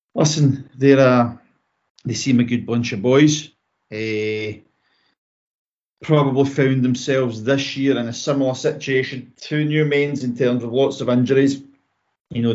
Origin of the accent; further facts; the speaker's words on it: Kilsyth, Scotland, United Kingdom; it's my hometown club. It's where I've been brought up.